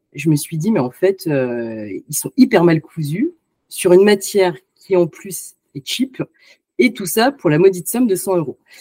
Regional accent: France; je suis née en France

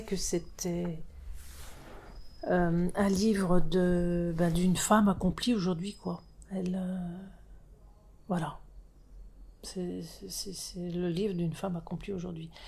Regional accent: France; issues de l'immigration, euh, français issus de l'immigration, euh, nés en France, hein, nés en France

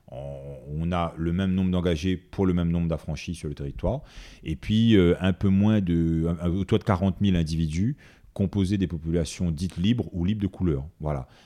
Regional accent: Réunion, France; d'origine malgache, euh, d'origine comorienne, euh, d'origine euh, indienne, mais la base c'est qu'on est réunionnais.

